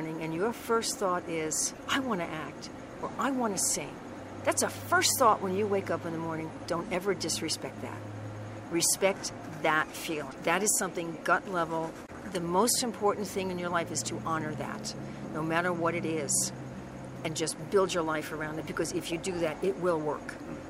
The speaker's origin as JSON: {"language": "English", "region": "New York", "country": "United States", "said": "I'm a New Yorker."}